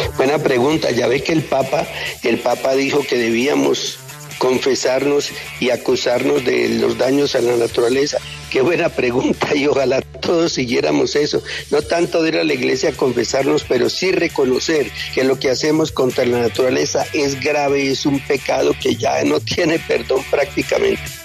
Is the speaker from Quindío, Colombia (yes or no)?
yes; Armenia, Quindío, Colombia; now in Bogotá, Colombia; mi tierra Armenia